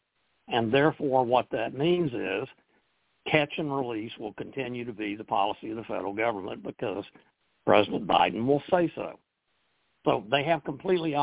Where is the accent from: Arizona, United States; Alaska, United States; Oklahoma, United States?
Oklahoma, United States; moved away; my home state of Oklahoma